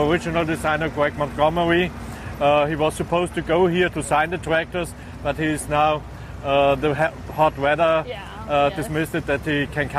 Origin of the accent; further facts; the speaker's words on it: Austria; English is a second language; I'm from Austria